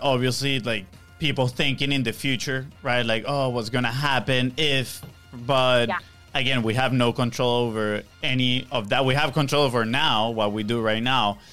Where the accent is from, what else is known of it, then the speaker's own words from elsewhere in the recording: Venezuela; moved away; we're from Venezuela